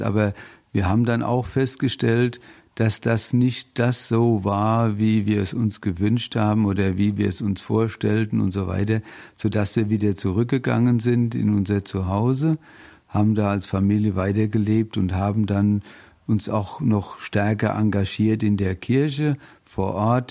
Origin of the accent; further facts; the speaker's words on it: Bingen am Rhein, Rhineland-Palatinate, Germany; also born or lived in Mainz; Ich komme aus dem schönen Rheinhessen bin da auch geboren in Bingen im Heiliggeist Krankenhaus